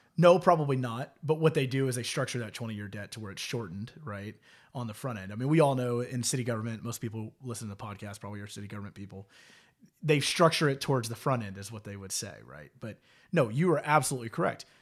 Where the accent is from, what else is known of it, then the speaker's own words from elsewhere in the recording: Houston, Texas, United States; I grew up in Houston, extremely diverse